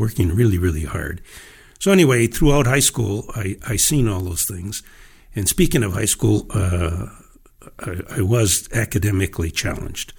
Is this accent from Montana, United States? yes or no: no; Iron Range, Minnesota, United States; growing up on the Iron Range was really interesting